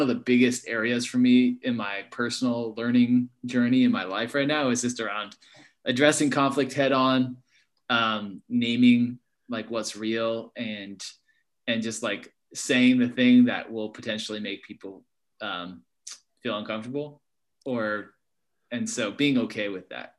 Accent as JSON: {"language": "English", "town": "Berkeley", "region": "California", "country": "United States", "tie": "born or raised there", "said": "where I grew up in Berkeley Hills"}